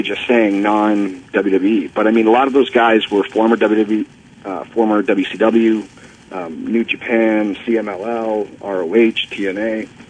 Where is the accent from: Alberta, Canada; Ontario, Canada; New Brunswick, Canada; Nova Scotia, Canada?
Ontario, Canada; Toronto; You know, when I was a kid, I got to see Andre live in my hometown of Toronto.